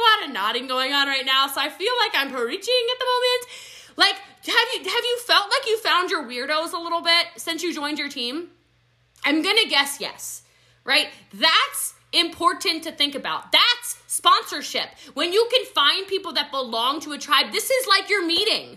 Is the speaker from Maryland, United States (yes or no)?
yes; Middletown, Maryland, United States; now in Texas, United States; I grew up in a small country town in Maryland. I'm from Frederick County, Maryland